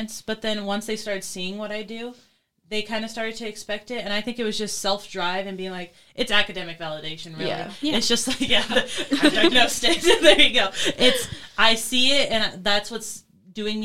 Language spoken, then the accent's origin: English; New York, United States; I was born and raised in New York